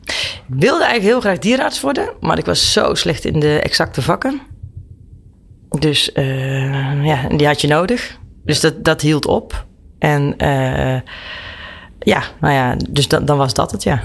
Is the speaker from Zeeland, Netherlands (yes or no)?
no; Brakel, Gelderland, Netherlands; ik ben opgegroeid in een dorpje met, met thuis ook een, een grote tuin en een weiland